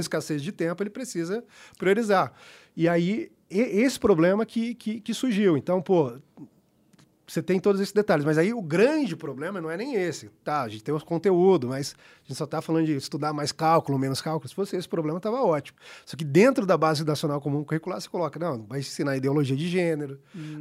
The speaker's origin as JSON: {"language": "Portuguese", "country": "Brazil", "said": "sou brasileiro"}